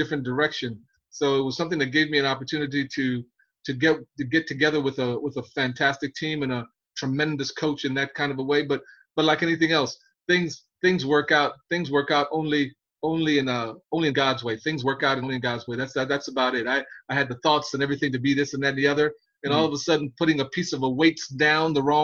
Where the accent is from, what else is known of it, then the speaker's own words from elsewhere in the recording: New York City, New York, United States; also born or lived in Panama; I grew up in Brooklyn, New York City